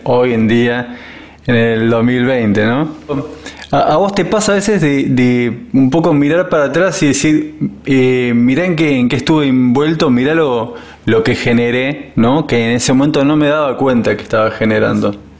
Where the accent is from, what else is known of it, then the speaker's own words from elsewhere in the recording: Buenos Aires, Argentina; moved away; yo soy, soy de Buenos Aires, porteño